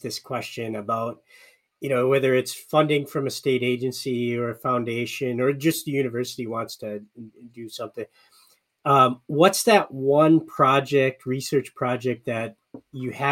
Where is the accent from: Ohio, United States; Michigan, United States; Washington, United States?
Michigan, United States; moved away; I grew up in Michigan